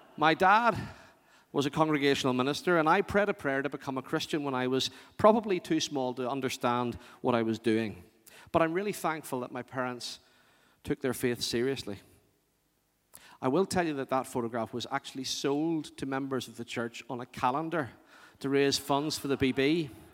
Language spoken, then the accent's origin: English; Northern Ireland, United Kingdom; organists in the churches I grew up